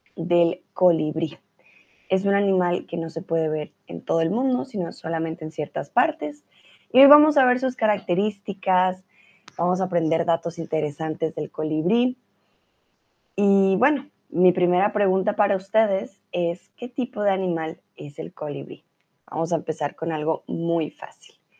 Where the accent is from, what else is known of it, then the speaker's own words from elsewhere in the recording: Colombia; now in Germany; yo soy de Colombia, vivo en Alemania